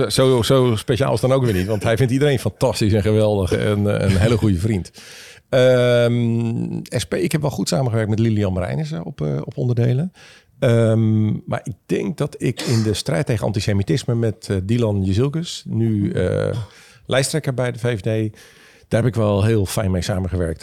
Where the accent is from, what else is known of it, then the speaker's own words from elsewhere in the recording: Leeuwarden, Friesland, Netherlands; moved away; also born or lived in Lisse; mijn vader werd voorganger in Leeuwarden